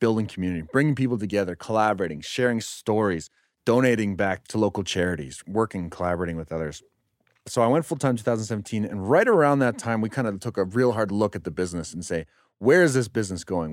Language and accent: English; Calgary, Alberta, Canada; also born or lived in Nova Scotia / Sweden; growing up in Calgary